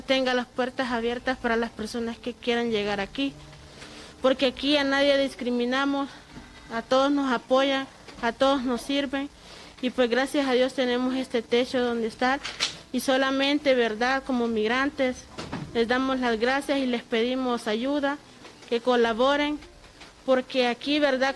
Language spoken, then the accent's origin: Spanish; Honduras; moved away as an adult; yo vengo de Honduras